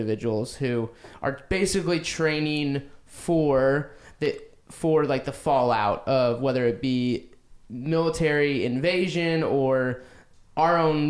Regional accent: Georgia, United States; It's my home state

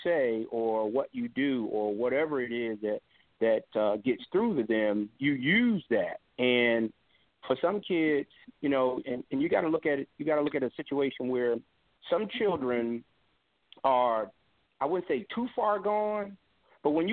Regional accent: Philadelphia, Pennsylvania, United States; when I was growing up in Philly

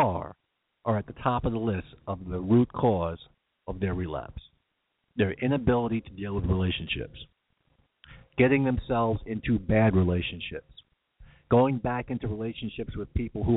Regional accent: New York, United States; accent: New York; my New York accent

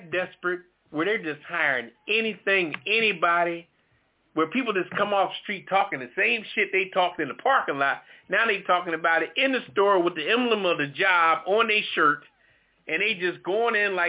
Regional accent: Philadelphia, Pennsylvania, United States; I'm from Philly

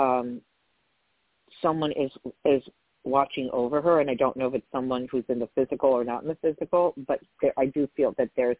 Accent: New York, United States; I'm from New York

